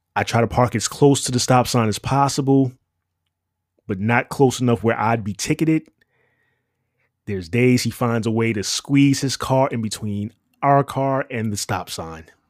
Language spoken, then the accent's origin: English; New York City, New York, United States; moved away; You're listening to someone who spent roughly twenty-five years in the Big Apple. N Y C. And it was no walk in the park. Growing up in New York